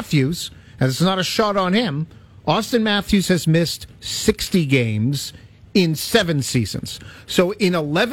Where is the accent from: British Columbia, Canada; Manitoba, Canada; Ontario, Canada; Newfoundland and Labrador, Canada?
Ontario, Canada; Toronto; Toronto City Slickers, like myself